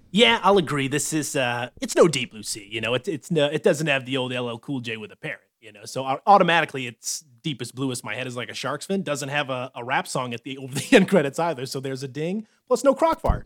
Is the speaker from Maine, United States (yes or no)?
yes; Maine, United States; I'm from Maine